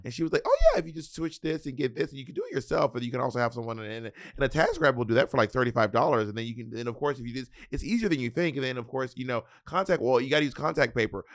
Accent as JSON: {"language": "English", "area": "the South", "region": "Southern United States", "country": "United States", "accent": "Southern twang", "said": "I have a little bit of a Southern twang"}